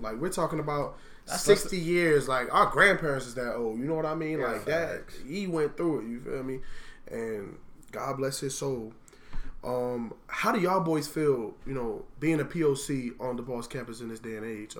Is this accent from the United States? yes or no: yes; Miami, Florida, United States; moved away as an adult; from Miami, Florida.